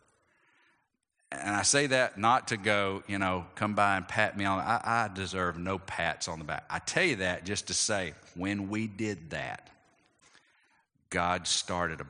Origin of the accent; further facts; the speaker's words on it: Athens, Georgia, United States; my hometown of Athens